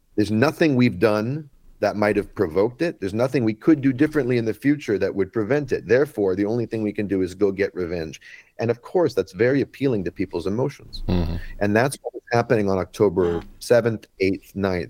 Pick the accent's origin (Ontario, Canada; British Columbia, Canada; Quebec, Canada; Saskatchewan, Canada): British Columbia, Canada; Vancouver; I'm from Vancouver, Canada